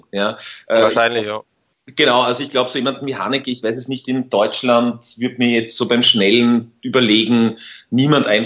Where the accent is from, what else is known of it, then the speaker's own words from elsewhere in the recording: Tyrol, Austria; ich bin selber Tiroler eigentlich